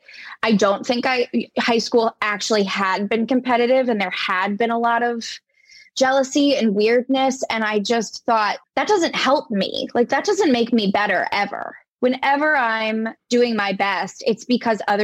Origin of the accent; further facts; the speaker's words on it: United States; also born or lived in New York City; as an American